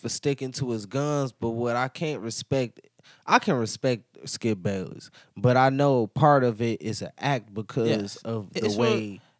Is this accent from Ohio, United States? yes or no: yes; Cleveland, Ohio, United States; I'm from Cleveland, like we from Cleveland, right? We really from here